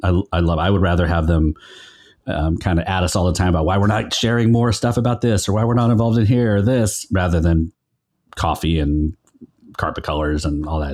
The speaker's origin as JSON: {"language": "English", "town": "Sacramento", "region": "California", "country": "United States", "tie": "born or raised there", "also_born_or_lived": "Stockton, California / San Francisco, California", "moved": "as an adult", "said": "I grew up in Sacramento and Stockton"}